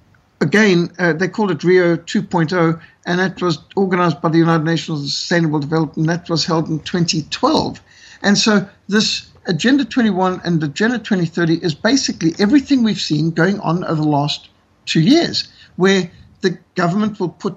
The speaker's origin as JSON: {"language": "English", "country": "Australia", "said": "I've done some speaking to as an Australian."}